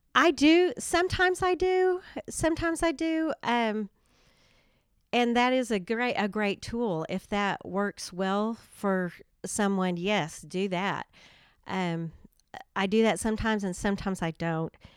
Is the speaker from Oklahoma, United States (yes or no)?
yes; Durant, Oklahoma, United States; I am from Durant and have lived there a long time. I graduated from high school there, have raised my family there